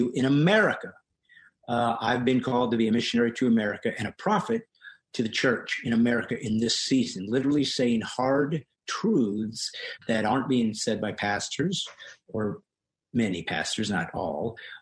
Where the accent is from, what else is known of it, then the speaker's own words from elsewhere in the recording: California, United States; also born or lived in Bremen, Indiana; we moved to California when I was young from Indiana, and at 9 years old in a Presbyterian church in Orange, California